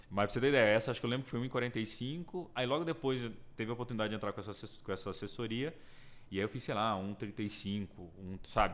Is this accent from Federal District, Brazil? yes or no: yes; Brasília, Federal District, Brazil; moved away as an adult; now in São Paulo, Brazil; sou de Brasília, né? Nascido e criado